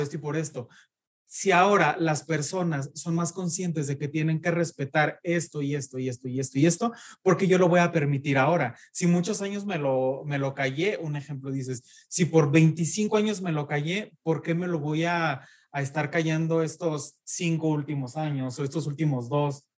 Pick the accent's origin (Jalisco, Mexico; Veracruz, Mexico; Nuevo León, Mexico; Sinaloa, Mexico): Jalisco, Mexico; Jesús María; accent: ranchero; moved away as an adult; now in Guadalajara, Mexico